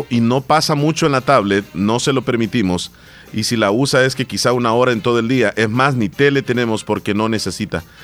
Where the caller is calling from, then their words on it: Silver Spring, Maryland, United States; de Silver Spring y quiero felicitar a mi papá que está cumpliendo 81 años.